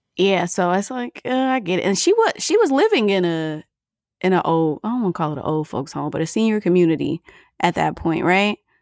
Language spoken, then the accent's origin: English; Michigan, United States; I'm from Michigan